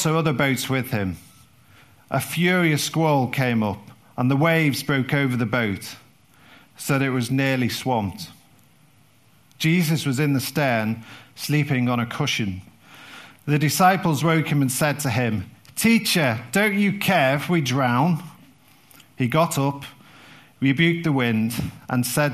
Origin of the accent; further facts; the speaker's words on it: London, United Kingdom; being from South London